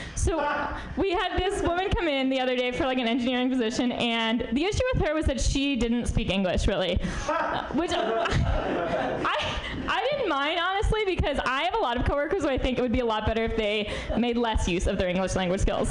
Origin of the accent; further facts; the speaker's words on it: New York, United States; now in San Francisco, United States; I'm from New York originally